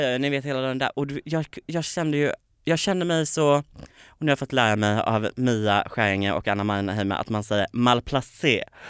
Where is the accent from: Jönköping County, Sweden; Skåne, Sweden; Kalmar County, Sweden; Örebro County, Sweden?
Kalmar County, Sweden; Påryd; moved away; i ett litet samhälle som heter Påryd där jag är uppvuxen.